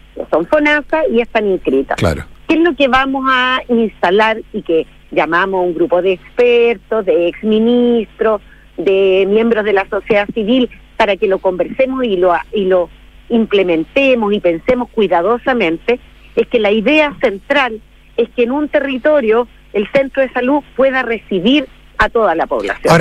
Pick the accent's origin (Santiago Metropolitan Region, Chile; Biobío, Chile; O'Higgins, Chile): O'Higgins, Chile; Rengo; yo soy de Rengo